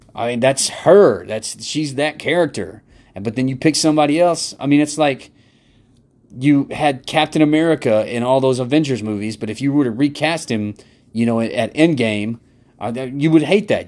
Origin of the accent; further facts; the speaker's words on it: United States; being American